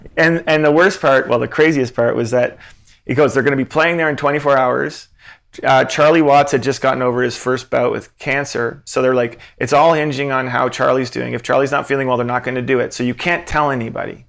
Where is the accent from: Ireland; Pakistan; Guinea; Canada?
Canada; Antigonish, Nova Scotia; "Oh, from Antigonish."